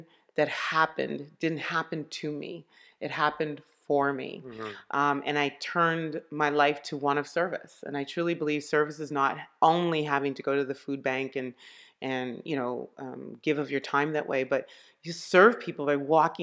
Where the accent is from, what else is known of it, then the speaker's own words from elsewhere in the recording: Montreal, Quebec, Canada; also born or lived in Ottawa, Canada; I was born in Ottawa. We moved to Montreal in 1978.